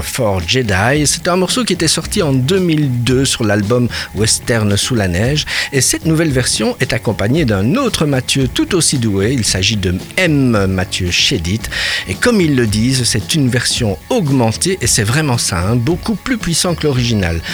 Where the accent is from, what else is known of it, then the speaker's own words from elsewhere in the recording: Brussels, Brussels-Capital Region, Belgium; chez nous à Bruxelles